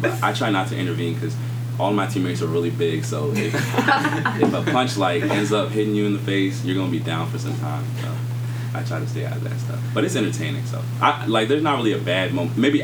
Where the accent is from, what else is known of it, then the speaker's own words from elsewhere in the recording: Hinesville, Georgia, United States; I was born in Georgia and raised in Hinesville.